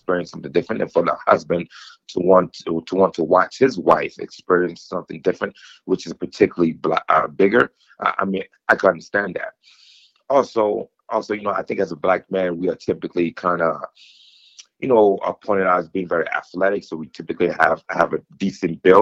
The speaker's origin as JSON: {"language": "English", "region": "East Coast", "country": "United States", "moved": "yes", "lives_now": "Colorado, United States", "said": "I'm from the East Coast"}